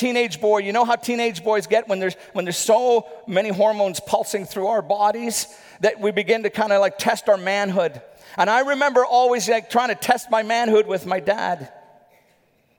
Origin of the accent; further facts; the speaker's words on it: Northern Ireland, United Kingdom; My dad was a bit of a legend where we grew up in Northern Ireland